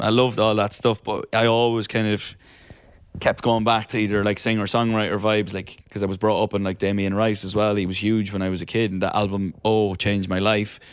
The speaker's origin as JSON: {"language": "English", "country": "Ireland", "tie": "born or raised there", "also_born_or_lived": "London", "moved": "yes", "lives_now": "Los Angeles, United States", "said": "I grew up in Ireland where it rain, rains for about three hundred and sixty days of the year"}